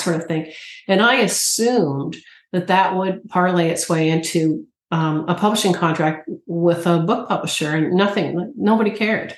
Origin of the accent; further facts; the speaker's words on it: Canada; as a Canadian